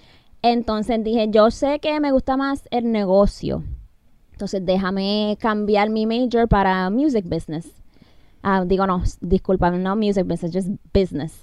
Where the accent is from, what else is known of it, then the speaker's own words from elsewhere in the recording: Massachusetts, United States; Yo crecí en Massachusetts